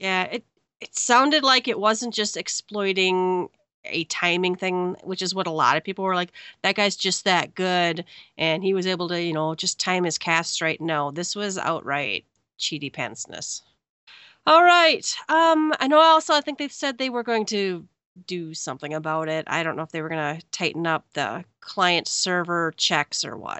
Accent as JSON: {"language": "English", "region": "Minnesota", "country": "United States", "said": "I'm from Minnesota"}